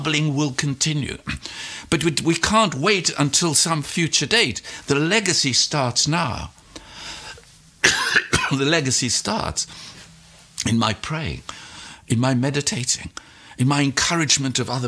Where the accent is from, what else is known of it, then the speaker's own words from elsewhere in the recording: South Africa; I was born in South Africa